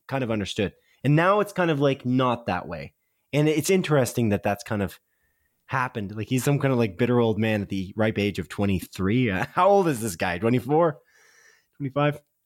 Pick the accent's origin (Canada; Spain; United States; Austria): Canada; because we're Canadian